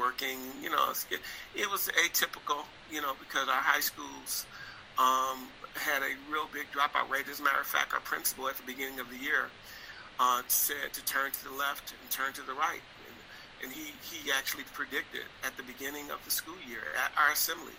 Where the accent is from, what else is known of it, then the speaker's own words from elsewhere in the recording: Detroit, Michigan, United States; I grew up in Detroit, Michigan, during a time period where it was a lot of negativity surrounding the city